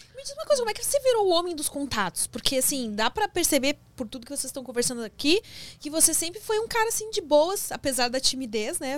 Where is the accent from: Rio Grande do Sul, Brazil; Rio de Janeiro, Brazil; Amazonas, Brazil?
Rio Grande do Sul, Brazil; moved away as an adult; now in São Paulo, Brazil; eu sou gaúcha